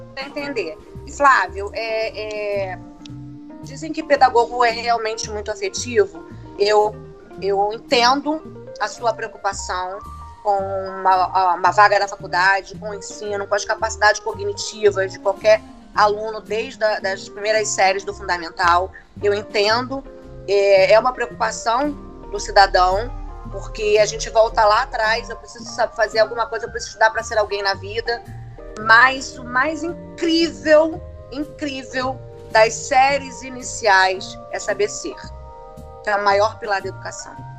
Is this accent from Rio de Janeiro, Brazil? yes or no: yes; Baixada Fluminense, Rio de Janeiro, Brazil; Sou lá da Baixada Fluminense